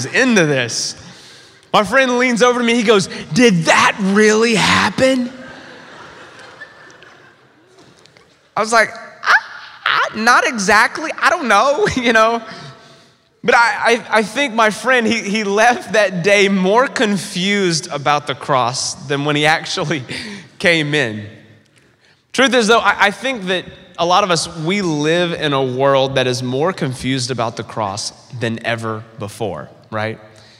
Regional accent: the South, United States; moved away; I grew up in church in the South

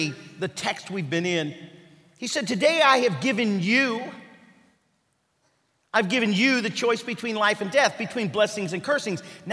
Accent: Kentucky, United States; I'm from Kentucky

